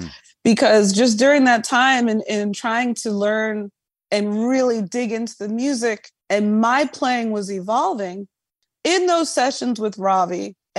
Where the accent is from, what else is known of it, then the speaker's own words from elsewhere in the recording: New York, United States; But I'm also biased. I'm a New Yorker.